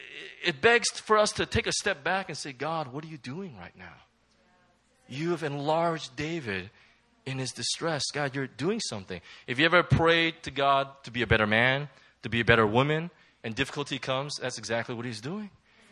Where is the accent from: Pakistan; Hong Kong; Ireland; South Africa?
Hong Kong; Any case, I'm from Hong Kong.